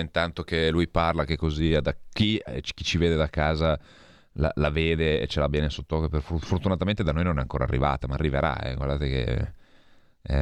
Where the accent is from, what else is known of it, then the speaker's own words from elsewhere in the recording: Santa Maria Maggiore, Piedmont, Italy; patrono del mio paese, San Carlo Borromeo